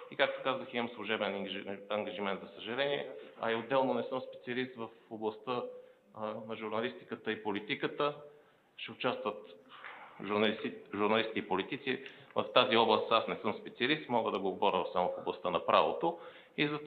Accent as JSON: {"language": "Bulgarian", "country": "Bulgaria", "said": "И аз като българин съм възмутен."}